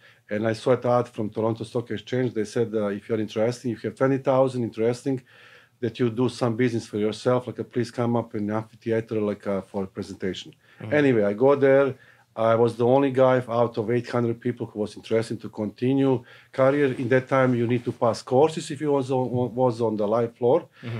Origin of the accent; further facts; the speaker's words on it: Serbia; now in Canada; So I came in Canada from Yugoslavia, what is now presently Serbia, in 1982.